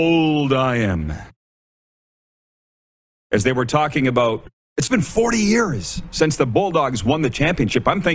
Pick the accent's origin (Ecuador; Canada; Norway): Canada; Milestone, Saskatchewan; my hometown of Milestone, Saskatchewan